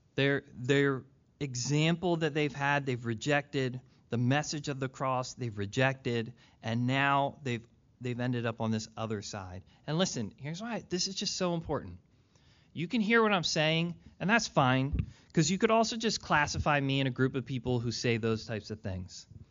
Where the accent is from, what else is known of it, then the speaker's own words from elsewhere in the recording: Philadelphia, Pennsylvania, United States; I was born in Philly